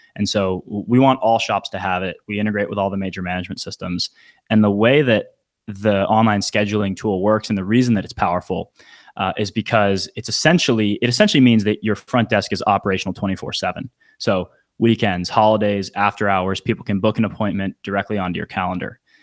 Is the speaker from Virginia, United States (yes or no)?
yes; Northern Virginia, United States; now in Phoenix, United States; I'm from the D C area, Northern Virginia